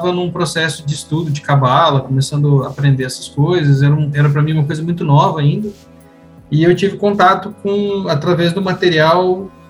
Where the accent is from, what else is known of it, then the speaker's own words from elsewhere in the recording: Cruz Alta, Rio Grande do Sul, Brazil; born there; ligamos na Cúria, lá em, no Rio Grande do Sul, no Cruz Alto, onde eu nasci